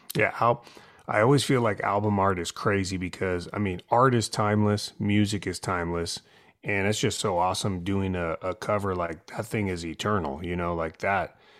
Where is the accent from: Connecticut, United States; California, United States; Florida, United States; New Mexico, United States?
California, United States; San Francisco; moved away; growing up in San Francisco